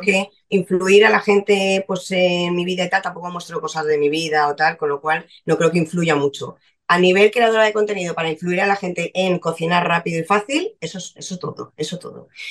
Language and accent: Spanish; Valencia, Valencian Community, Spain; Nací en Valencia en enero